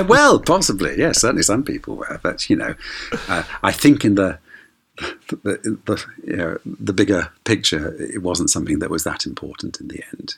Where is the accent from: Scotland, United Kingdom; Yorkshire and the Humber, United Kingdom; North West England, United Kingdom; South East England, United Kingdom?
North West England, United Kingdom; Bolton; me for coming from Bolton